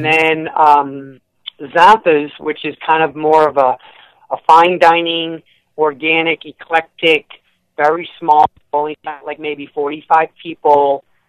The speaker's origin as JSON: {"language": "English", "town": "Merrimac", "region": "Massachusetts", "country": "United States", "tie": "born or raised there", "moved": "yes", "lives_now": "Hampton, United States", "said": "growing up in Merrimack, Mass, right down the road from Epping"}